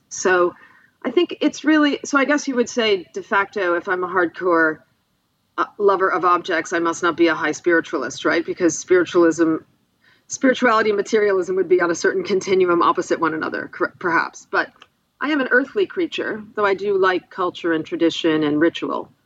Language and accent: English; Buffalo, New York, United States; my hometown, Buffalo, New York